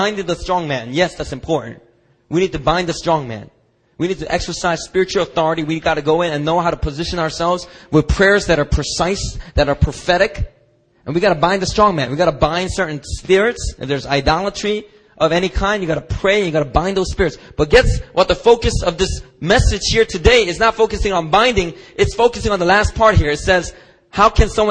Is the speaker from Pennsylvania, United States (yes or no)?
yes; Philadelphia, Pennsylvania, United States; growing up in Philadelphia